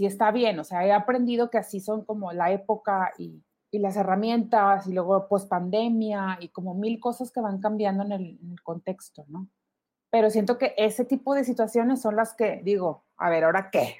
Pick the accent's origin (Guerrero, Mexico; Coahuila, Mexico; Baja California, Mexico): Coahuila, Mexico; Monclova; now in Monterrey, Mexico; mis papás son de, somos todos de Monclova